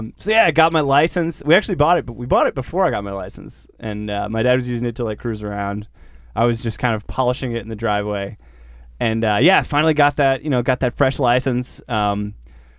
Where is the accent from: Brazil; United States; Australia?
United States; Boston, Massachusetts; now in California, United States; I'm from Boston originally